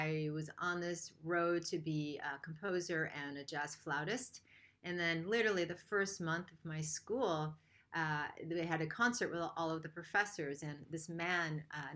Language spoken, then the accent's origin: English; Rochester, New York, United States; I grew up in Rochester, New York.